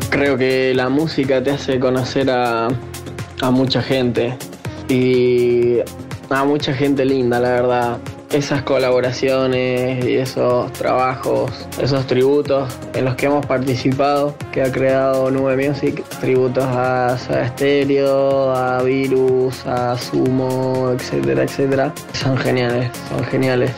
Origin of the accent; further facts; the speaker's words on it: Argentina; moved away as an adult; now in Tenerife, Spain; me fui de Argentina, estoy viviendo en España, estoy viviendo en Tenerife